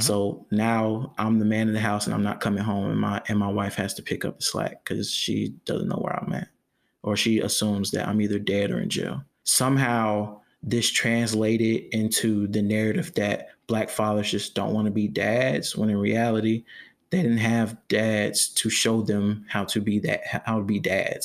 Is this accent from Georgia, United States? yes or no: yes; Jonesboro, Georgia, United States; also born or lived in Riverdale, Georgia; I'm from, I'm from Georgia. I, uh, I was raised, I was born in Riverdale, raised in Jonesboro, which is right down the street